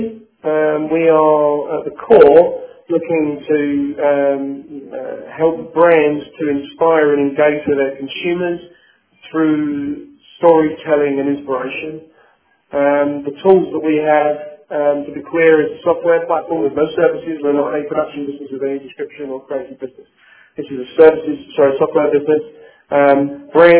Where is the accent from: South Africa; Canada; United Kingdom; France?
United Kingdom; London; accent: British; moved away as an adult; now in United States; born and bred in England and in London, and I've been in the US now for about a year and a half.